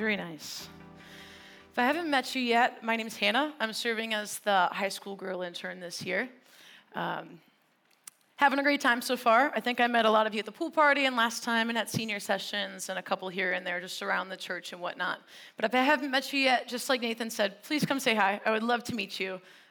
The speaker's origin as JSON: {"language": "English", "region": "Wisconsin", "country": "United States", "tie": "born or raised there", "moved": "yes", "said": "I was raised in Wisconsin"}